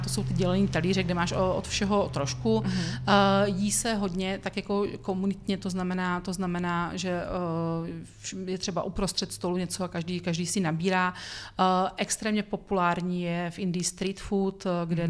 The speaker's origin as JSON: {"language": "Czech", "town": "Brno", "region": "South Moravian Region", "country": "Czechia", "said": "jako Brňák"}